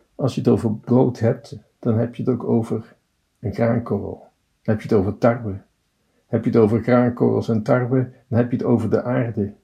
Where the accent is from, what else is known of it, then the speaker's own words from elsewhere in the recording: Tilburg, North Brabant, Netherlands; Ik ben een Tilburger.